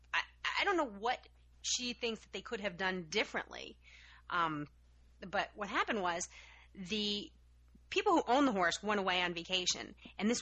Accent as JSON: {"language": "English", "region": "Massachusetts", "country": "United States", "tie": "born or raised there", "said": "my home state of Massachusetts"}